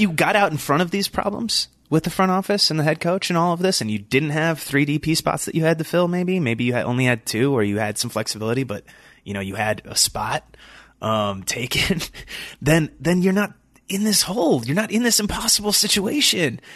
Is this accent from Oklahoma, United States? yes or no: no; Chicago, Illinois, United States; moved away; I grew up around Chicago. I lived there. Uh, I went to school there. I lived there for a bit as an adult.